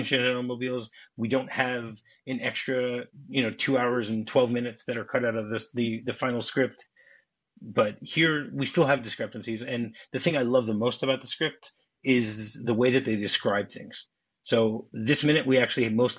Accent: Detroit, Michigan, United States; I grew up in Detroit, you know, Michigan Bell

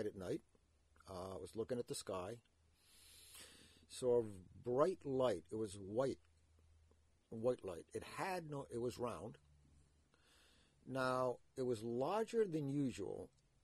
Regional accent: Providence, Rhode Island, United States; Growing up in Providence

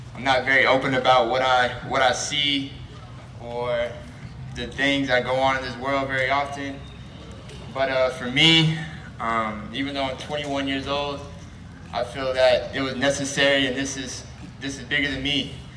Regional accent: Norman, Oklahoma, United States; I grew up here in Norman

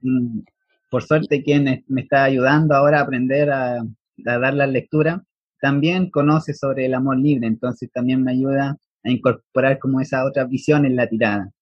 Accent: Chile; soy de Chile

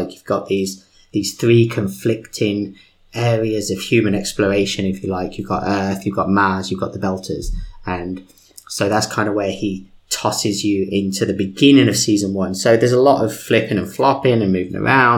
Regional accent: United Kingdom; accent: British; my British accent

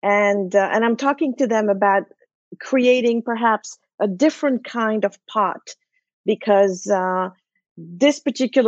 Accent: Switzerland; first language French; English is a second language; moved away; I was born in Switzerland, and both my grandparents at the time lived in Switzerland as well.

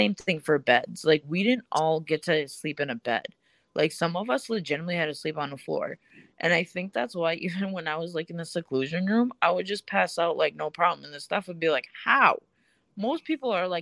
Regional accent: Russia; now in Minnesota, United States; I'm from Russia.

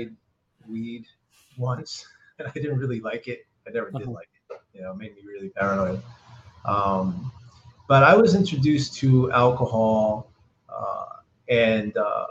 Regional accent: Perth Amboy, New Jersey, United States; also born or lived in Old Bridge, New Jersey; I was born in Perth Amboy, New Jersey. It's an urban city, very Latino urban city, and my parents are both originally from Puerto Rico. my brother, my sister, and I are born and raised here. And I grew up in the 70s in Perth Amboy.

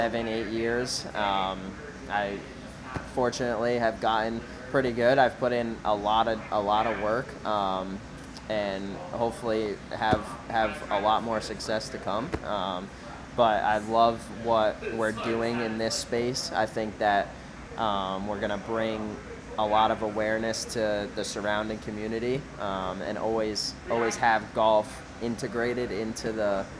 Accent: Westerly, Rhode Island, United States; So I was born and raised in Rhode Island, westerly, right where Vintage is

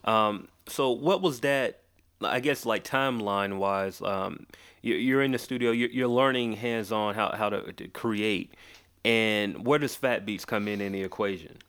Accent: Macon, Georgia, United States; also born or lived in Atlanta; I was born here, but I was raised in a city called, uh, Macon

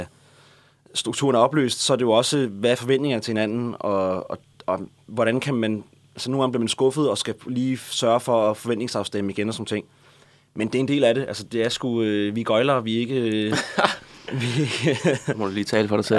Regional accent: Næstved, Zealand, Denmark; jeg er fra Næstved, og jeg kender alle, jeg havde gået på musikskole

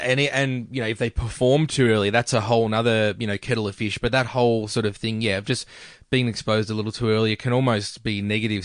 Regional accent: Melbourne, Victoria, Australia; also born or lived in Brunswick, Melbourne / Doreen, Victoria / Mernda, Victoria; Greensboro for ages, grew up in Greensboro

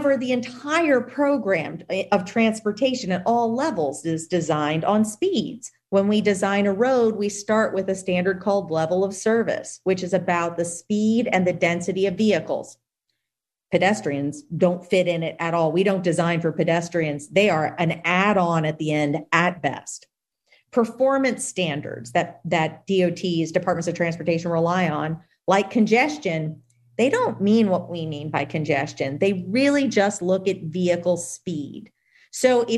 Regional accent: Louisiana, United States; my home state of Louisiana

